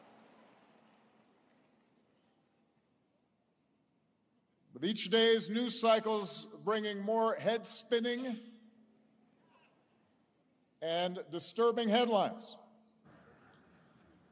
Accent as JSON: {"language": "English", "region": "Hawaii", "country": "United States", "tie": "born or raised there", "said": "I was born in Hawaii."}